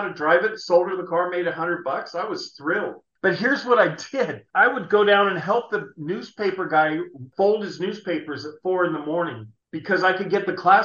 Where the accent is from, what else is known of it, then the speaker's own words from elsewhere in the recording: San Jose, California, United States; I was born and raised in San Jose